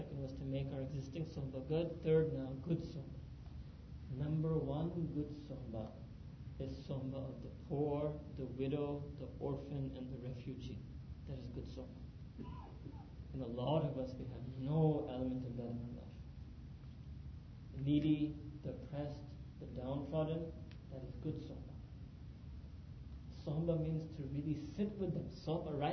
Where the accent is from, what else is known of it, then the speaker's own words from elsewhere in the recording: New York City, New York, United States; moved away as an adult; also born or lived in Pakistan; being born and raised in New York City